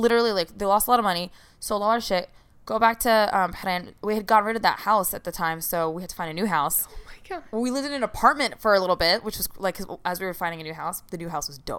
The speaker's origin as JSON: {"language": "English", "country": "Iraq", "said": "I would never used to be, like, I'm from Iraq and stuff like that."}